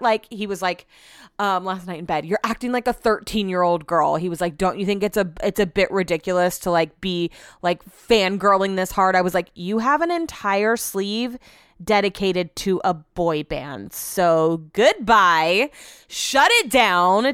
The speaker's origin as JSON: {"language": "English", "region": "California", "country": "United States", "tie": "born or raised there", "said": "growing up in California"}